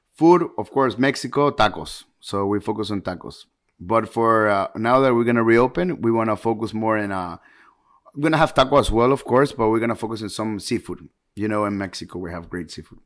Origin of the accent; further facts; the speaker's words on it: Ecuador; moved away as an adult; also born or lived in Tampa, United States; now in Miami, United States; I was actually born here in, in, in the United States, in Miami, but I went to Ecuador when I was six years old, to Ecuador, and, and then I came back when I was eighteen.